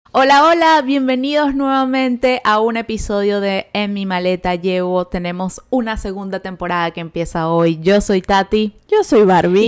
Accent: Venezuela; moved away as an adult; yo desde que salí de Venezuela

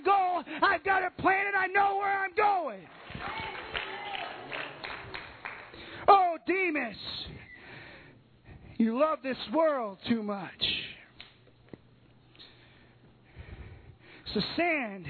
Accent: Southern Illinois, United States; I'm from Southern Illinois.

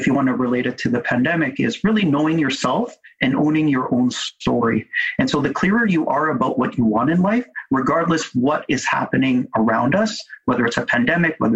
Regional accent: Vancouver, British Columbia, Canada; I was born and raised in Vancouver by immigrant parents who came from the Philippines.

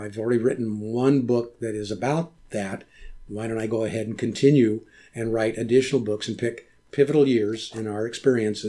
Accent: Modesto, California, United States; my growing up in Modesto

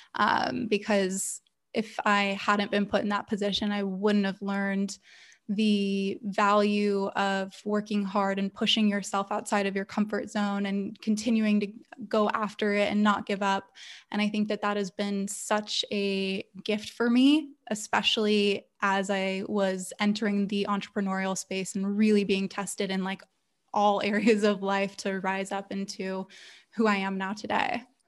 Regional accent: Los Angeles, California, United States; also born or lived in Santa Monica / Portland; now in San Diego, United States; born and raised Southern California baby, uh, grew up in, I was born in Santa Monica and then lived in San Diego for about two years when I was in kindergarten and then back up to L

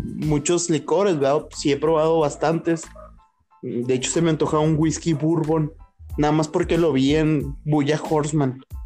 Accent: northern Mexico, Mexico; somos norteños. Tecate también, somos bien pinches norteños.

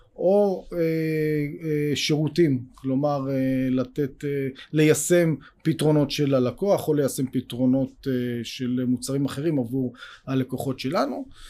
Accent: Israel; אנחנו גדלנו פה בישראל

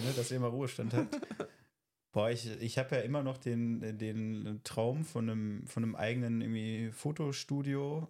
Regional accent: North Rhine-Westphalia, Germany

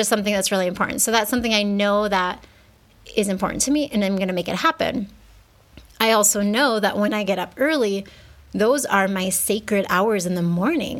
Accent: United States; moved away as an adult; now in Mexico; I grew up in the States where we didn't even start preschool until we were 4

